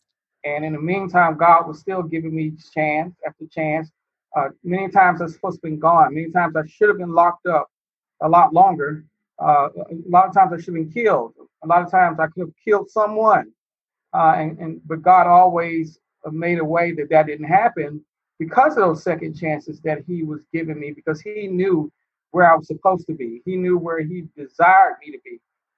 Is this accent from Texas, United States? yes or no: yes; Dallas, Texas, United States; I'm from the Dallas area